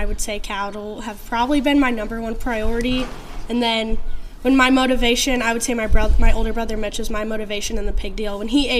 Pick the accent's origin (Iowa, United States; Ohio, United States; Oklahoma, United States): Iowa, United States; just south of Tipton, eastern; I grew up here over in eastern Iowa, just south of Tipton.